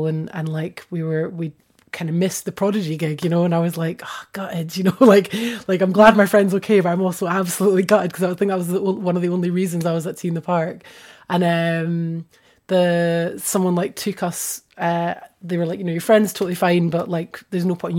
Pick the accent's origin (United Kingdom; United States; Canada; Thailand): United Kingdom; Edinburgh, Scotland; moved away as an adult; now in Bristol, United Kingdom; growing up in Edinburgh